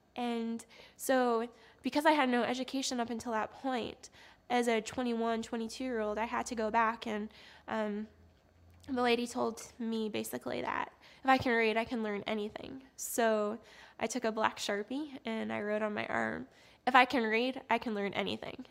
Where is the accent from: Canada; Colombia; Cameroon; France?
Canada; I'm originally from Canada